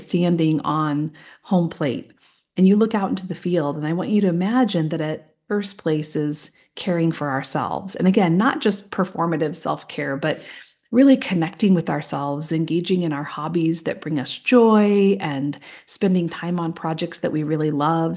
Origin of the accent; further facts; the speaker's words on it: just outside of Des Moines, Iowa, United States; moved away; I grew up in this little home in, um, just outside of Des Moines